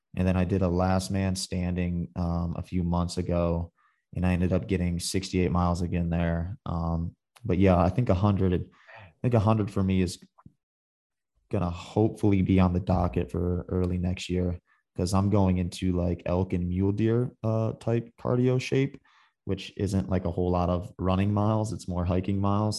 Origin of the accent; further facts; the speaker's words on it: Michigan, United States; moved away; I grew up in the, in the Midwest. I'm from Michigan.